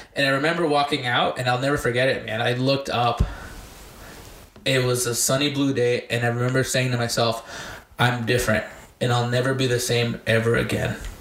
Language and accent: English; Bernalillo, New Mexico, United States; also born or lived in Compton, California / Albuquerque, New Mexico; we grew up here in Bernalillo